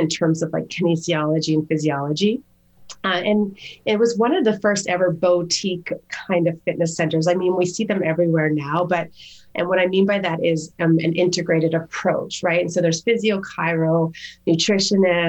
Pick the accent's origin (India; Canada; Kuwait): Canada; Calgary, Alberta; moved away; also born or lived in Toronto / Japan; back to Calgary, which is my hometown